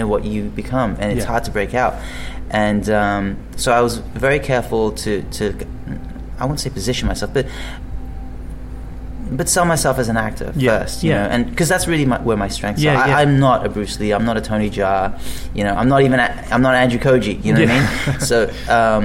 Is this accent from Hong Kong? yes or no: yes; Hong Kong; first language English; moved away; also born or lived in Colchester, England; I did spend a bit of time here in the UK, and obviously my dad's English, but I grew up in Hong Kong for the most part